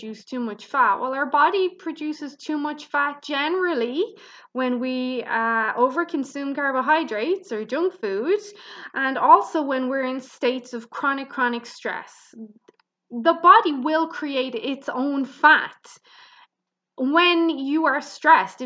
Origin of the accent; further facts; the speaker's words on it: Ireland; I'm Irish, so I pronounce things kind of harder than Americans do.